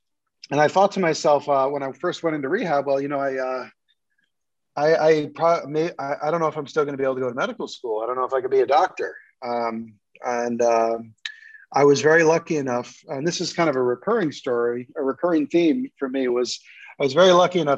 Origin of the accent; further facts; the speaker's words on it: New York City, New York, United States; I grew up in New York City and we'd moved around a lot when I was a kid.